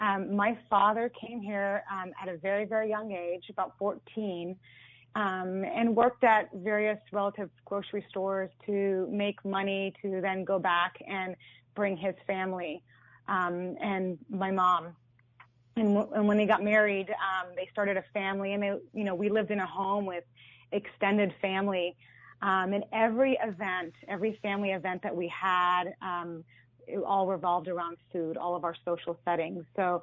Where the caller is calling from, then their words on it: Mountain View, California, United States; From Mountain View, California.